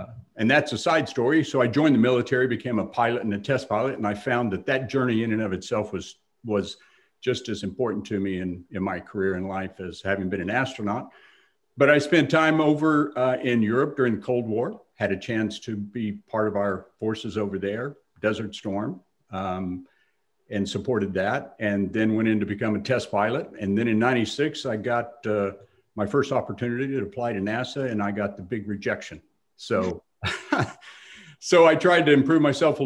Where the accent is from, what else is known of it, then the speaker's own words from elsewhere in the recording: Texas, United States; I grew up in Texas